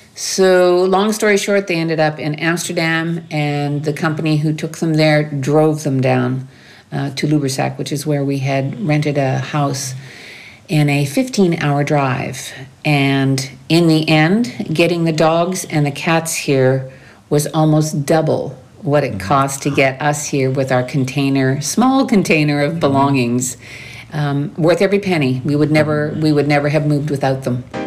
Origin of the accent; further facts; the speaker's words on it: New Brunswick, Canada; moved away as an adult; now in France; I'm from the east part of Canada, the sud-est de Quebec. I'm from New Brunswick, which is the only bilingual province in the country